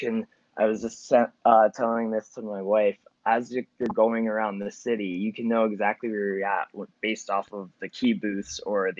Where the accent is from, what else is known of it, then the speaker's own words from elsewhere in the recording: Philadelphia, Pennsylvania, United States; so I'm from Philly, right?